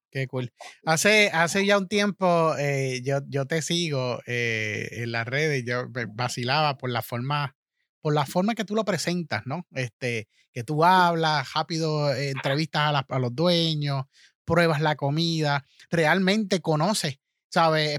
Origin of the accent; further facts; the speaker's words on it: Manatí, Puerto Rico; Yo soy de Manatí, soy de esa área también.